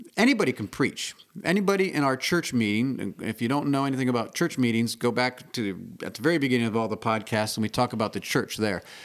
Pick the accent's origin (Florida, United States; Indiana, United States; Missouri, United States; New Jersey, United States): Indiana, United States; I grew up in Indiana